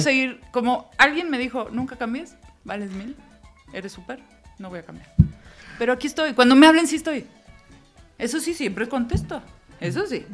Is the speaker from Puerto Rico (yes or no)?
no; Mexico City, Mexico; nosotros que somos chilangos, capitalinos de feños